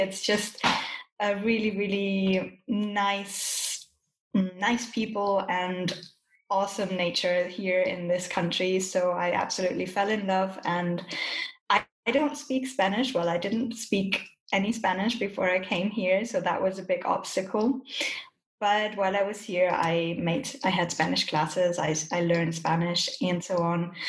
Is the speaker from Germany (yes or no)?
yes; Germany; moved away as an adult; now in Colombia; I'm originally from Germany, but as Sarah said, I'm now living in Colombia.